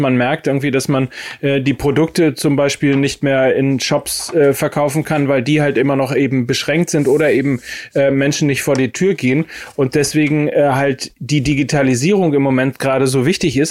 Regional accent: Hamburg, Germany; als Hamburger

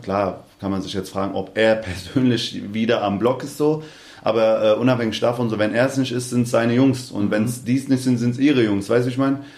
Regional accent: Hanau, Hesse, Germany; accent: Hessian; also born or lived in Aschaffenburg / Darmstadt; weil ich eigentlich in Hanau groß geworden bin

